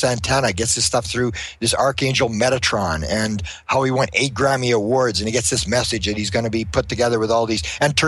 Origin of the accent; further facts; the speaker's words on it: Winnipeg, Manitoba, Canada; I'm from Winnipeg.